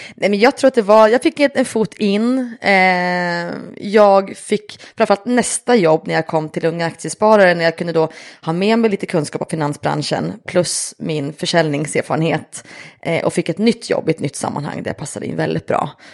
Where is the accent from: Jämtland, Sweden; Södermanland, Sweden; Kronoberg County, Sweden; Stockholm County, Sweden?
Jämtland, Sweden; Östersund; jag är uppväxt i Jämtland, i Östersund